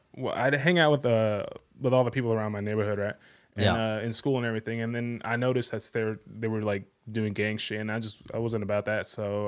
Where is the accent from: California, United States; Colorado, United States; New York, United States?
California, United States; Graton; I grew up in a Sebastopol area, a little town called Grayton.